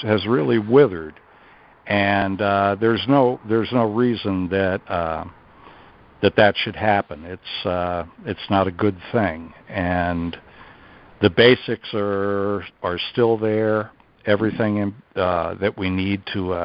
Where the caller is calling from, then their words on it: Vermont, United States; I'm calling from Vermont